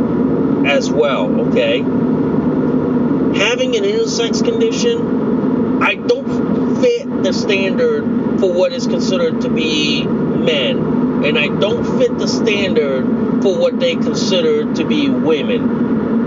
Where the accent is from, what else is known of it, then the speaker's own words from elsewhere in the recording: United States; I'm Laotian American.